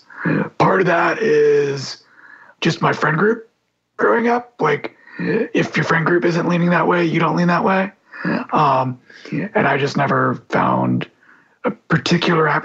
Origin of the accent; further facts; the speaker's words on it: Texas, United States; a sports fan growing up in Texas